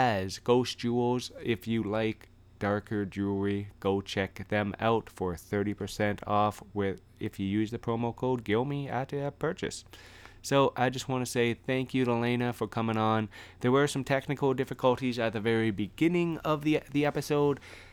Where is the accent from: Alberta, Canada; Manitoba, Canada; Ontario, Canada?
Ontario, Canada; London; in my hometown of London, Ontario